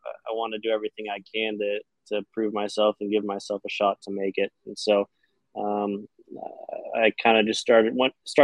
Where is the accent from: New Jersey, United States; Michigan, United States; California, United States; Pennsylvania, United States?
California, United States; Los Angeles; now in Miami, United States; I'm from Los Angeles in California